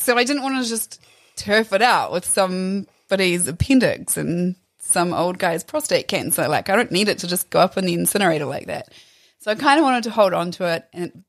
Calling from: Whanganui, Manawatū-Whanganui, New Zealand; I'm calling from Whanganui.

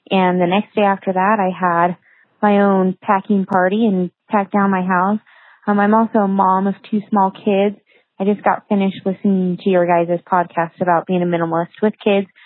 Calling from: Boise, Idaho, United States; I am from Boise, Idaho.

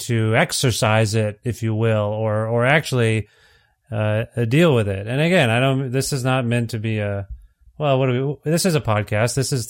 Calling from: Alberta, Canada; I'm calling you from Alberta.

